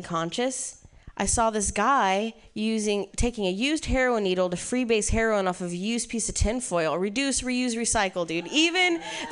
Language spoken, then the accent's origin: English; Ohio, United States; moved away; I'm from Ohio. Yeah, growing up in the Midwest was interesting